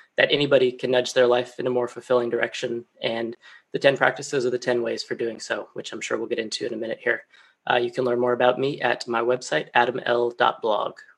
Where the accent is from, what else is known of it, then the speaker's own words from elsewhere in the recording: Colorado, United States; moved away as an adult; now in London, United Kingdom; back home in my home state of Colorado